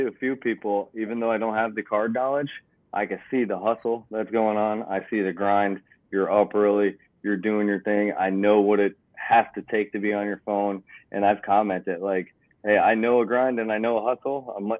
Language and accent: English; New Jersey, United States; moved away; I grew up with a single mom. We moved actually from New Jersey down here.